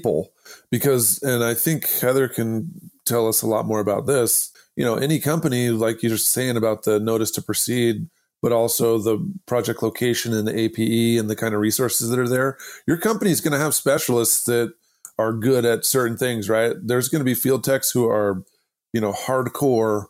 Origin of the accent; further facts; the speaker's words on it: Idaho, United States; I'm from Idaho